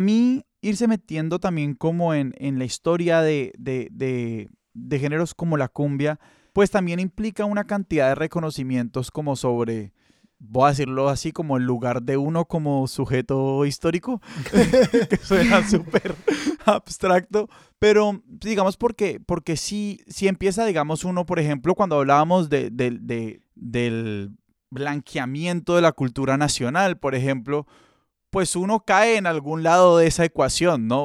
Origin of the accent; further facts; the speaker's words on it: Colombia; nosotros, digamos, como colombianos